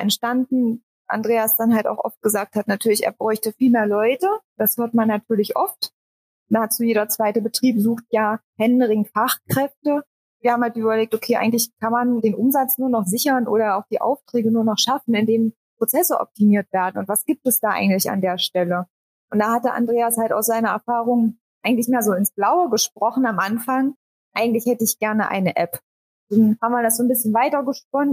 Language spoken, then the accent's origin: German; Harz, Saxony-Anhalt, Germany; also born or lived in Leipzig; Ich komme ursprünglich auch aus dem Harz, also nur zehn Kilometer weiter entfernt